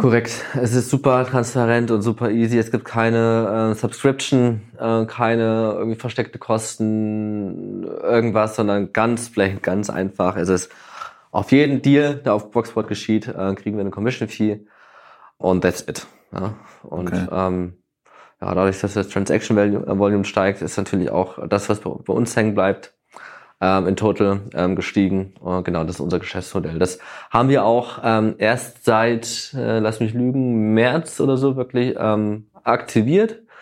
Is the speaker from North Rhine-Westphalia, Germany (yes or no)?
no; Thuringia, Germany; also born or lived in Hamburg; now in Berlin, Germany; ich komme eigentlich aus Thüringen